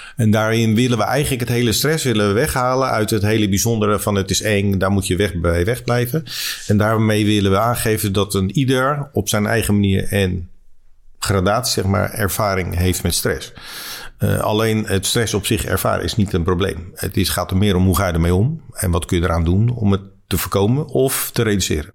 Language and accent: Dutch; Leiden, South Holland, Netherlands; ik ben geboren in Leiden.